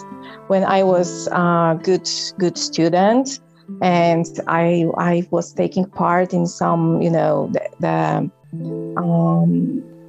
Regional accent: Poland; moved away; I was born in Poland

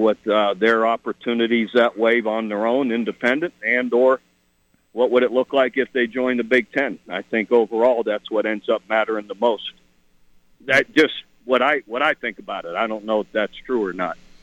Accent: Ohio, United States; moved away; I'm from Ohio

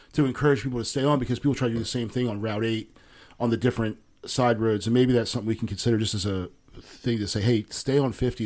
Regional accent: Philadelphia, Pennsylvania, United States; now in Maryland, United States; I was born in Philadelphia.

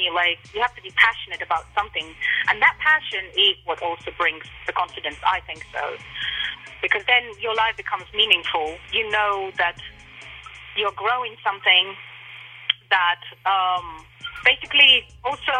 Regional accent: Russia; now in England; I grew up in Russia

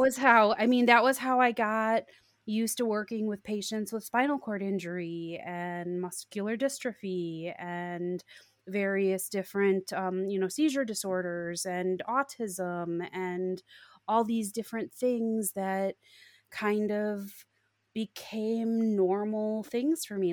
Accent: Chicago suburbs, Illinois, United States; moved away as an adult; also born or lived in Iowa; I grew up in the Chicago suburbs

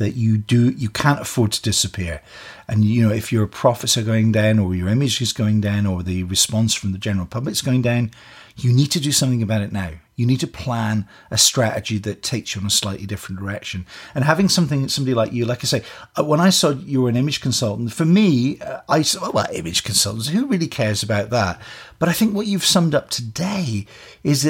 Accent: Scotland, United Kingdom; now in Canada; I come from Scotland

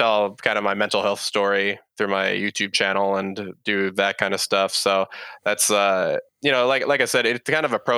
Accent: San Jose, California, United States; now in Austin, United States; So I'm based over here in Austin, Texas. I was actually originally from San Jose, California, which for your listeners' information, that's where the Silicon Valley is.

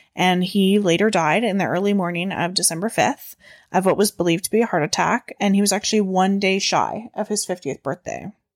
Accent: Canada; We're Canadian

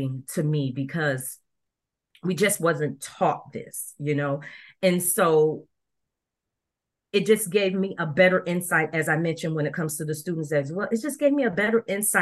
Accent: Rochester, New York, United States; now in Dallas, United States; I'm currently living in Dallas, Texas, but I was born in Rochester, New York

